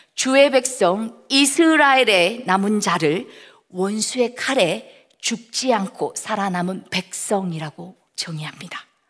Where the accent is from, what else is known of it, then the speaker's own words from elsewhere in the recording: South Korea; moved away as an adult; also born or lived in United Kingdom; now in Laos; 아, 나는 한국에서 왔는데 난 예수 믿어